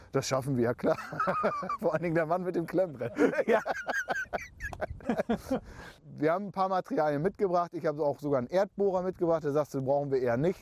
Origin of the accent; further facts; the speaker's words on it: Emsland, Lower Saxony, Germany; bei uns im Emsland